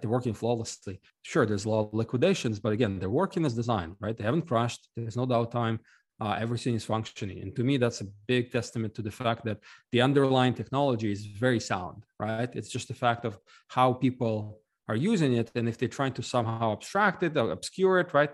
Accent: Ukraine; now in United States; I'm actually originally from Ukraine, uh, but I left a long time ago

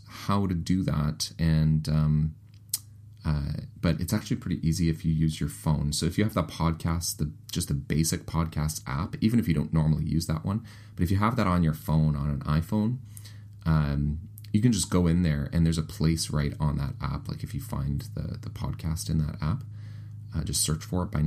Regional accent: Winnipeg, Manitoba, Canada; accent: Canadianisms; Ross and I are both actually from Winnipeg, but we're both Canadian.

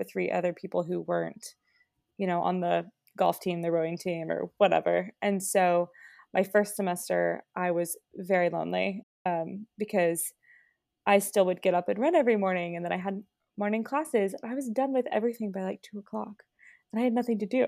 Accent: Springfield, United States; moved away as an adult; I grew up in Springfield. I lived there, you know, my whole life

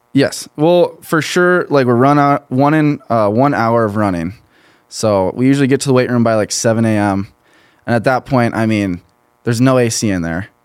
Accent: Pine Island, Minnesota, United States; I'm from a small town near Rochester, Minnesota, Pine

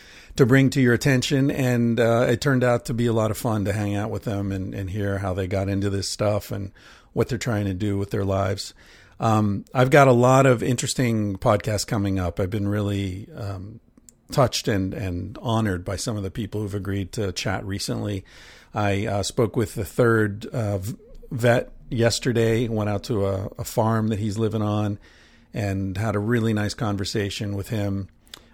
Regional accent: Pennsylvania, United States; when I grew up in Pennsylvania, there was a place called Hempfield Township

